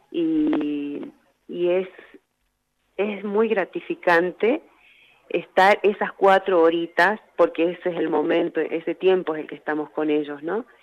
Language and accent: Spanish; Humahuaca, Jujuy, Argentina; Así es, Andrita, yo soy descendiente de, eh, originaria, y eh, mi mamá fue migrante boliviana eh, acá en Argentina y bueno, tratamos de, de vivir en, elegimos Humahuaca como, como, como hogar